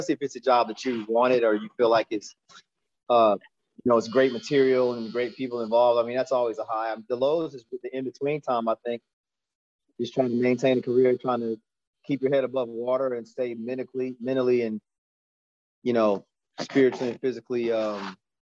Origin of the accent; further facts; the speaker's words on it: United States; I grew up in the South Carolina, Georgia area.